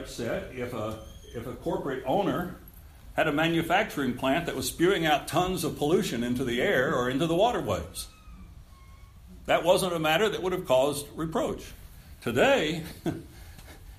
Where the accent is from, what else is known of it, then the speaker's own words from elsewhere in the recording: Texas, United States; I grew up here in Texas when we had blue laws